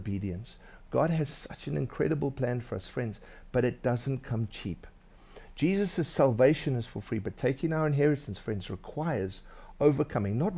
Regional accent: Durban, KwaZulu-Natal, South Africa; When I was growing up in Durban, I was a bit of a scaly guy.

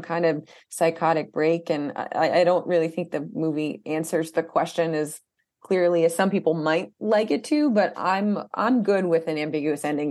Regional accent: Albany, New York, United States; the whole thing was filmed i, in my hometown

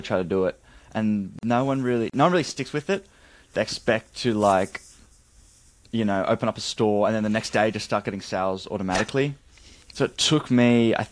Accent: Australia; I'm from Australia

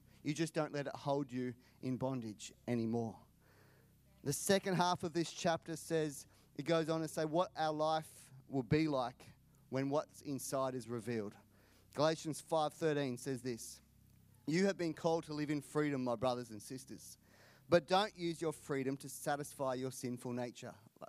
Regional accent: India; born there; Not bad for someone born in India. It's true. I was born in India. Got a Canadian mum, Australian dad.

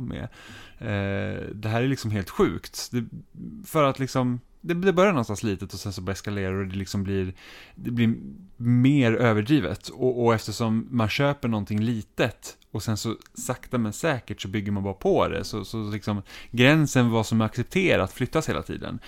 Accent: Roslagen, near Knutby, Uppsala County, Sweden; moved away; also born or lived in Enköping, Sweden; Så jag är liksom uppvuxen i, i de krokarna helt enkelt

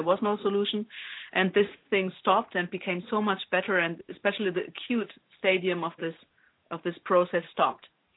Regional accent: Germany; moved away as an adult; now in Italy; I grew up in Germany. And since I was 19 years old, I lived in Italy.

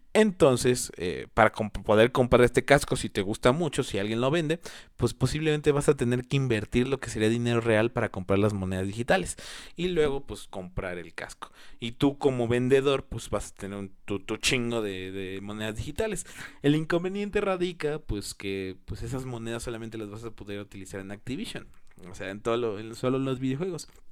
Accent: Mexico; yo soy originario de México

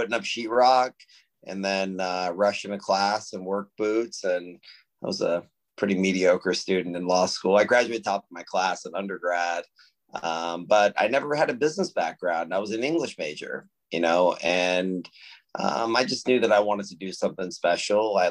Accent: Austin, Texas, United States; We're one of the largest real estate owners in Austin, Texas, which is my hometown.

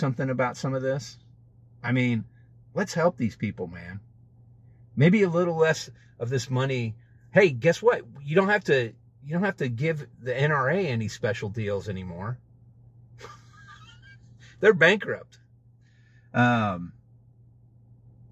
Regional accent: United States; I'm an American. I'm a United States citizen

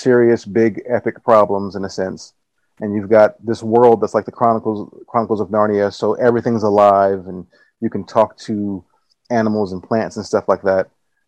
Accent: Los Angeles, California, United States; now in Nassau, Bahamas; I am currently living in Nassau, the Bahamas. I'm originally from Los Angeles, California. Moved here in 2015.

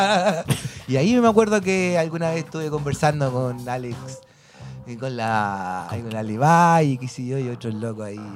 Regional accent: Chile

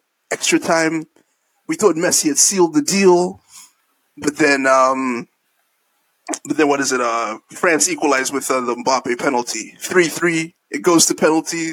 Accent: Malawi; moved away; I'm from Malawi

